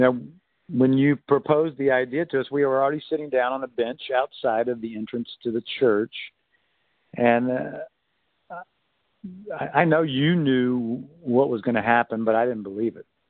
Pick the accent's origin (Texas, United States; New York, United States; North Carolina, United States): North Carolina, United States; I was raised in North Carolina